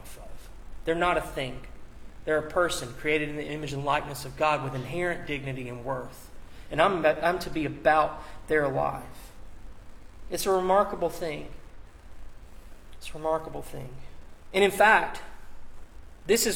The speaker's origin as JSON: {"language": "English", "country": "United States", "tie": "born or raised there", "said": "as an American. I've imbibed, as someone who grew up here, has lived here, all the values"}